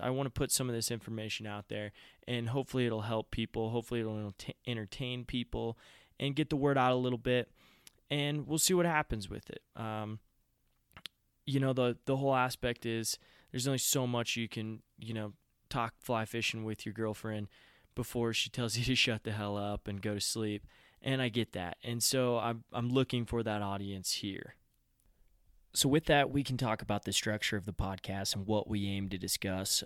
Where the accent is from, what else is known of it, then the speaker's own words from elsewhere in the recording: Front Range of Colorado, United States; also born or lived in Gunnison, Colorado; I grew up on the Front Range of Colorado